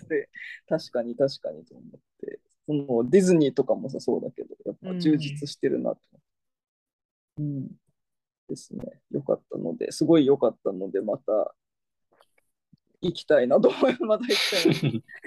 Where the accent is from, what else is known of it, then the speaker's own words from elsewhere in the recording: Fukuoka, Japan; moved away; その地元の福岡県では、もう潰れちゃったんだけど、貸し会園っていう